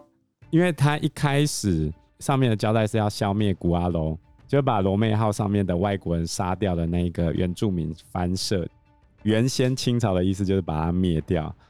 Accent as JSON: {"language": "Chinese", "country": "Taiwan", "said": "我们台湾人都是反骨男孩嘛"}